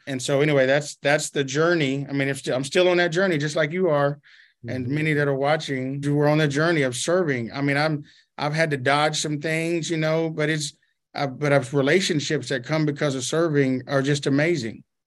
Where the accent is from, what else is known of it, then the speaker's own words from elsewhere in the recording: Arkansas, United States; also born or lived in Houston, Texas; now in Dallas, United States; that's where I was born in Houston. Texas. And then I moved to Arkansas. I was raised there.